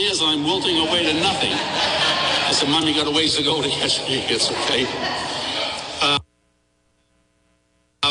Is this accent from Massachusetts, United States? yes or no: yes; Massachusetts, United States; I grew up in Massachusetts